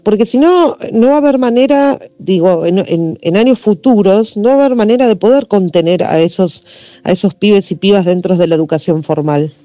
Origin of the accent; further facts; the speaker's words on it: La Plata, Buenos Aires Province, Argentina; yo soy de Ciudad de la Plata